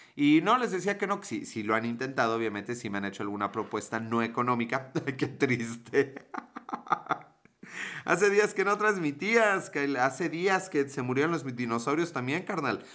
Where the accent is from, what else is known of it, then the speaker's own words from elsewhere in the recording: Puebla, Mexico; yo soy de Puebla